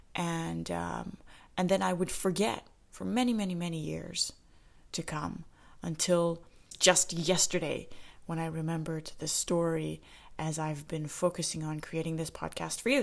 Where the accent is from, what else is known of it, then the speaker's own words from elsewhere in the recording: Saskatoon, Saskatchewan, Canada; Saskatoon, Saskatchewan, where I grew up in Canada